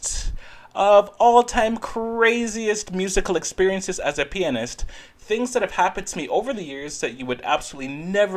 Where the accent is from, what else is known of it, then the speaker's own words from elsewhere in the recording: Ontario, Canada; also born or lived in Netherlands; I'm from Ontario, Canada, and I also did live for some time in the Netherlands